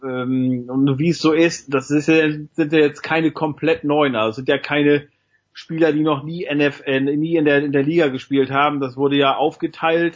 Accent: East Germany, Germany; bei uns im Osten

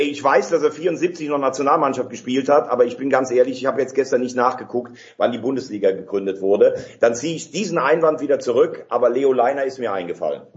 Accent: Germany; als Deutscher

